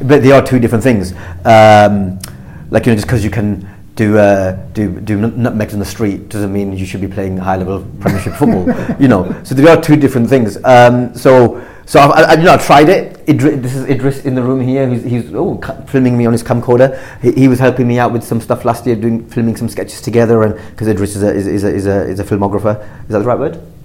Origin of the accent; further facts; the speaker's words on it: Blackburn, North West England, United Kingdom; I grew up in Blackburn. I grew up in a working class uh, town